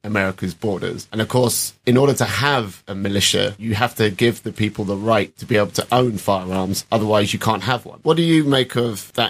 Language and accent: English; United Kingdom; for being British